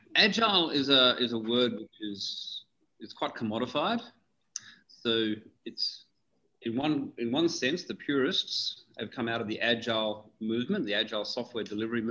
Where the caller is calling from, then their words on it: Dubai, United Arab Emirates; I'm calling from beautiful Dubai.